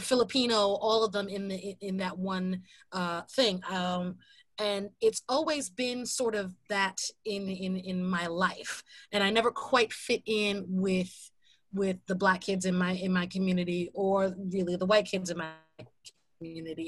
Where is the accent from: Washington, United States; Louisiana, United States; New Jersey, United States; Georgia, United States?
New Jersey, United States; Jersey City; I grew up in Jersey City